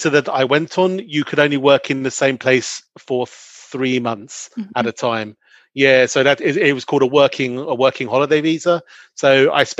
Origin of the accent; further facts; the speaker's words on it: London, United Kingdom; moved away as an adult; also born or lived in Belgium / Australia; now in Switzerland; I grew up in and around London